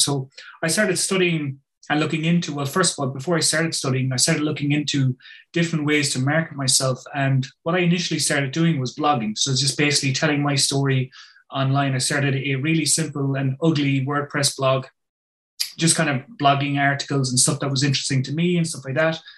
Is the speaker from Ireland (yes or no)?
yes; Ireland; I'm from Ireland